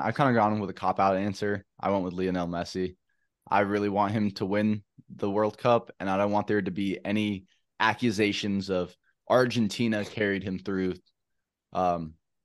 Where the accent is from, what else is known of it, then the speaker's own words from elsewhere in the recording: United States; now in London, United Kingdom; being an American in London